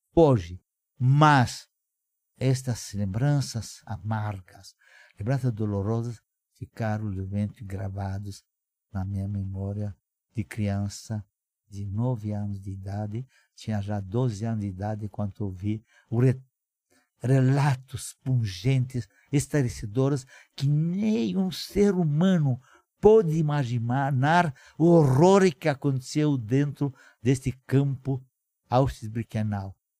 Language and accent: Portuguese; Moinești, Bacău County, Romania; Portuguese is a second language; now in Brazil; Nasci na Romênia, na província de Moldova. Minha cidade natal, chamada Moinest